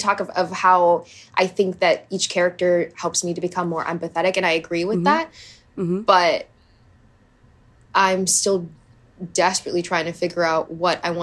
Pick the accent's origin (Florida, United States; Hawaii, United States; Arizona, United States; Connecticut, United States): Hawaii, United States; I grew up in Hawaii.